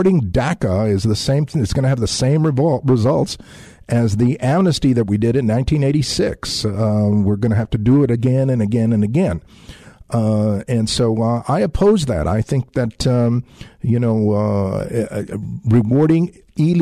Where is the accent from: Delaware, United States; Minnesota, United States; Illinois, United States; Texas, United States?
Texas, United States; San Antonio; as an American of Mexican descent who grew up here in San Antonio, you know, on the south side of San Antonio